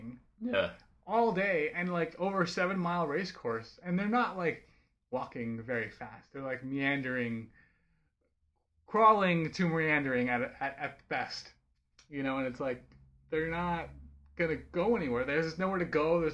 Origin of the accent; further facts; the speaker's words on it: Bay Area, California, United States; I grew up in the Bay Area